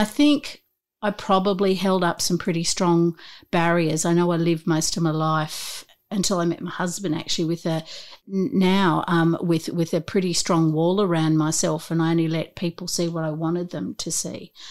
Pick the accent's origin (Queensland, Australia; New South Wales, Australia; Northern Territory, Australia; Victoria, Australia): New South Wales, Australia; Newcastle; I grew up in Newcastle